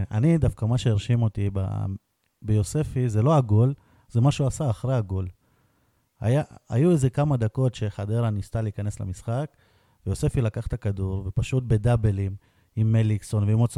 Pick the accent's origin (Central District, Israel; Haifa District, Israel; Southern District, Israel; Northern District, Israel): Southern District, Israel; Beersheba